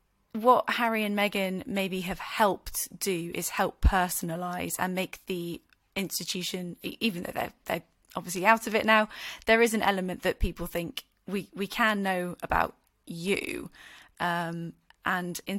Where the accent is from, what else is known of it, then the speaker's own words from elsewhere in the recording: United Kingdom; we as the British public